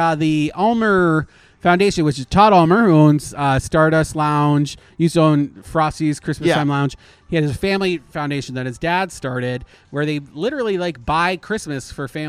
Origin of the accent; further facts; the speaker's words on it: Canada; now in Orlando, United States; I'm Canadian.